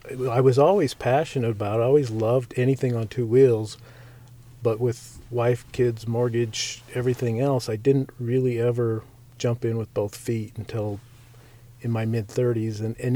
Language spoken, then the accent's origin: English; Utah, United States; also born or lived in Nevada / Mountain Home, Idaho / Montana / Phoenix; I'm 52, and basically I'm from here in Utah. My dad was in the Air Force when I was a kid, so we moved around a lot. Spent some time in Vegas, Mountain Home, Idaho, Montana, Phoenix, Germany, just lots of different places.